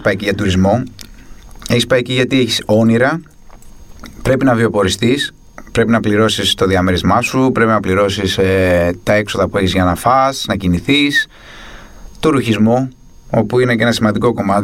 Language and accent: Greek; Athens, Attica, Greece; γεννήθηκα και μεγάλωσα στην Αθήνα. Ε, συγκεκριμένα μεγάλωσα στην Πεύκη από τα 7 και έπειτα